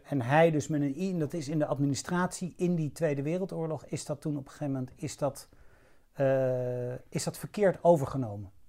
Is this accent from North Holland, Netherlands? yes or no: yes; Hilversum, North Holland, Netherlands; moved away as an adult; also born or lived in Rotterdam / Amsterdam / Kenya / Chad; now in Laren, Netherlands; Ik ben geboren in Rotterdam, en toen, eh, een beetje op mijn zesde, zevende, naar Hilversum verhuisd. En daar ben ik opgegroeid